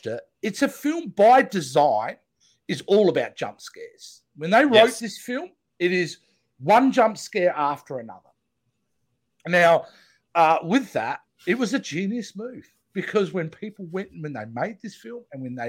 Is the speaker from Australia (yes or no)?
yes; Australia; I'm an Aussie